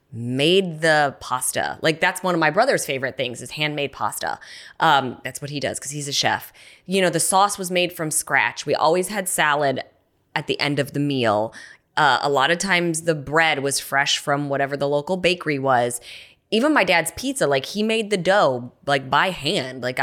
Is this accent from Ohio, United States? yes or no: yes; Cleveland, Ohio, United States; Cleveland, yes.